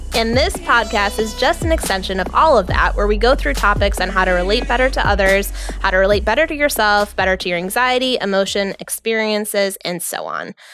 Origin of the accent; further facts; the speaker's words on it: New York, United States; I am from New York